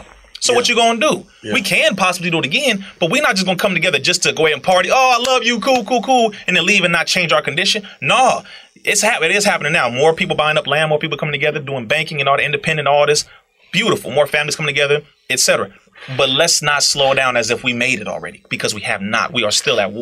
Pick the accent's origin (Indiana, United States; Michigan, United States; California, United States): California, United States; Compton; I'm a black man from Compton